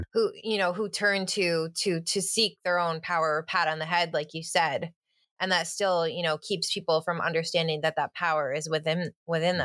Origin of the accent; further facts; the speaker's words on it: Finger Lakes, New York, United States; moved away as an adult; now in suburbs of New York City, United States; I grew up in the Finger Lakes of New York State